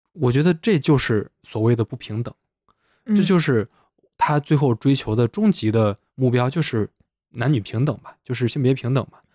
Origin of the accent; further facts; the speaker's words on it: Henan, China; 我们是河南的